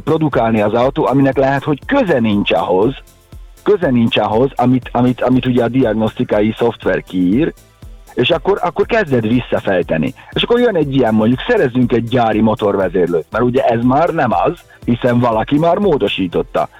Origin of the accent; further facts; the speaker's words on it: Hungary; mi magyarok vagyunk